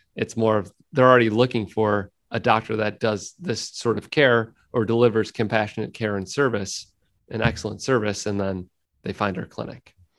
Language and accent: English; United States; living in the United States and being an American